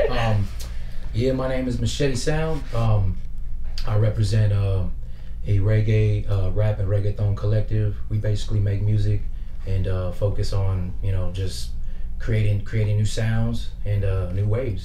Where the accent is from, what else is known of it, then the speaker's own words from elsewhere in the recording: Victorville, California, United States; also born or lived in New York / San Bernardino; I grew up in California my whole life, pretty much. My family's from Puerto Rico, and my another side of my family's from New York.